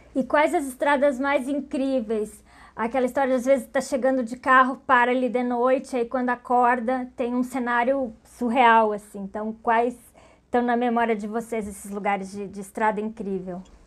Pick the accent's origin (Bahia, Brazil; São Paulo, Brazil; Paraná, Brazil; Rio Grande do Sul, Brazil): Rio Grande do Sul, Brazil; Pelotas; Eu sou de Pelotas